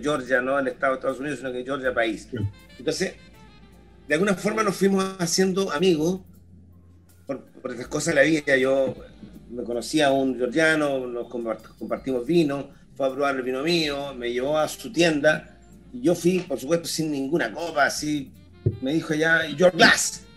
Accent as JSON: {"language": "Spanish", "country": "Chile", "said": "como chileno"}